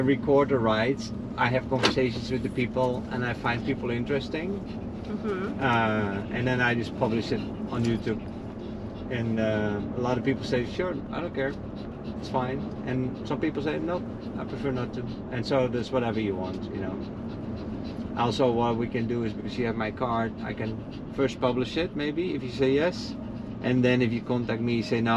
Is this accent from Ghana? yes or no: no; Netherlands; moved away; I'm from the Netherlands